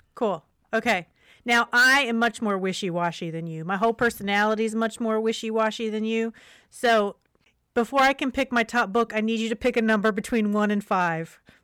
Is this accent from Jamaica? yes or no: no; West Virginia, United States; West Virginia is my home state